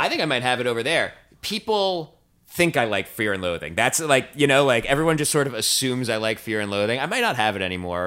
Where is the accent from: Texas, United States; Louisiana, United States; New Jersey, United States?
New Jersey, United States; moved away; also born or lived in New York; I'm from New Jersey.